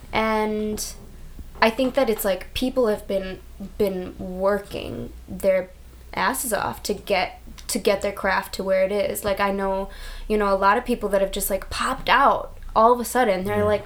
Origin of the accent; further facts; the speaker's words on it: Chicago, Illinois, United States; also born or lived in Australia; But as an like an independent artist, like saying I'm from Chicago doesn't have the same weight about it.